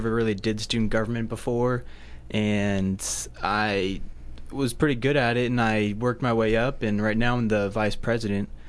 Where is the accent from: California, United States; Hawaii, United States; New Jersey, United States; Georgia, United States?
Hawaii, United States; born there; I was born in Hawaii.